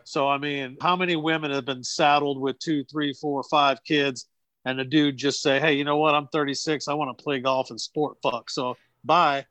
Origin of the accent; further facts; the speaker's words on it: New Bern, North Carolina, United States; my hometown of New Bern, it's a small town